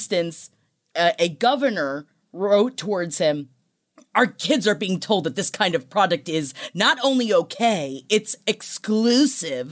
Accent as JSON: {"language": "English", "town": "New York City", "region": "New York", "country": "United States", "tie": "born or raised there", "said": "I grew up in Queens. But if there's one thing you learn growing up in Queens in the early 90s, don't wear nice shoes"}